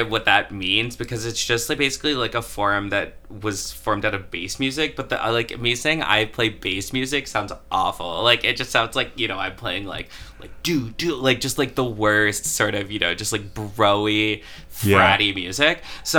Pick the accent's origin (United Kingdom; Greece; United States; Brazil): United States; Florida; now in Chicago, United States; I'm not, actually. So I've lived here for a while, but I grew up in Florida